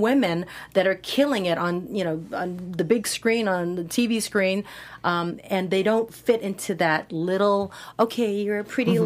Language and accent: English; Hawaii, United States; moved away; I'm from Hawaii